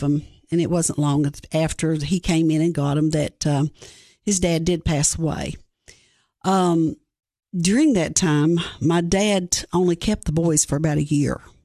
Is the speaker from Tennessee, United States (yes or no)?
yes; Greene County, Tennessee, United States; I grew up in Greene County, Tennessee. Um, there I was raised by my great-grandparents.